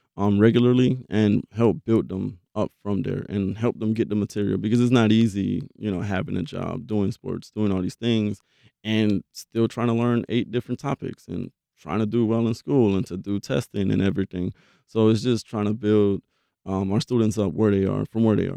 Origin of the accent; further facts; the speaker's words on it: Belle Glade, Florida, United States; now in Jacksonville, United States; I'm from Belgrade, Florida